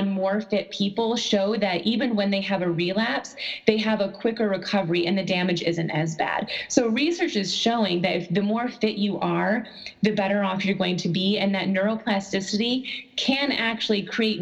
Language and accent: English; Buffalo, New York, United States; I am actually from Buffalo, New York